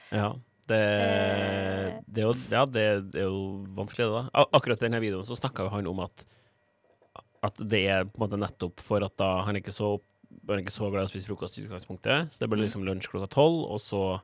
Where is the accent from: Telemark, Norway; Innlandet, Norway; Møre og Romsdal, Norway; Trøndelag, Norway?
Trøndelag, Norway; Trondheim; moved away; Var hjemme i Trondheim på juleferie